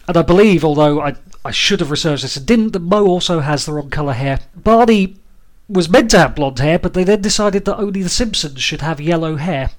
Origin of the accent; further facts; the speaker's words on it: United Kingdom; as British people